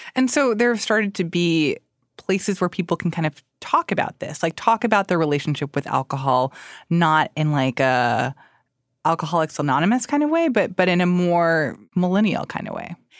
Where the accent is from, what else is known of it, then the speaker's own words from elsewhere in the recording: Miami, Florida, United States; I grew up in Miami